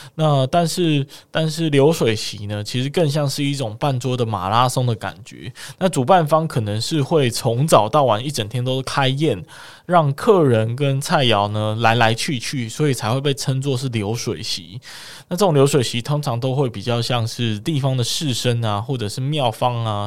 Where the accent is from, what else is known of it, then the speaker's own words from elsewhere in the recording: Kaohsiung, Taiwan; 身为高雄人的我